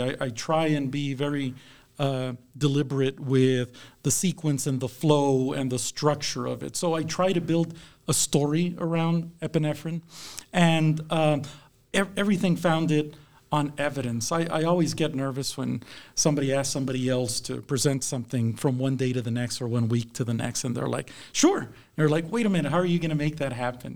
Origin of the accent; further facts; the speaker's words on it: South Texas, United States; now in Kansas, United States; I grew up in South Texas, so I'm a transplant to Kansas.